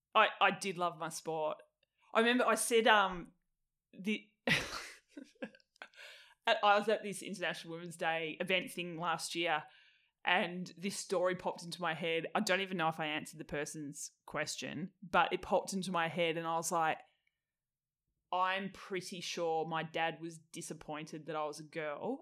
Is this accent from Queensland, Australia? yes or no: no; Tasmania, Australia; moved away as an adult; also born or lived in Melbourne; I moved from Tassie when I was twenty-one